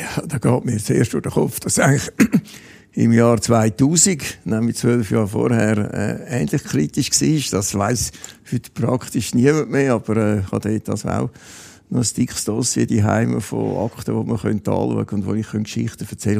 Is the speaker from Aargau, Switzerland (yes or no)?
no; Kloten, Zurich, Switzerland; in meiner Wohnstadt oder in meiner Heimatstadt Kloten